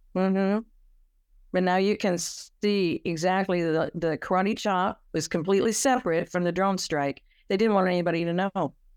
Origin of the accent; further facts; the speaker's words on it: California, United States; I'm from California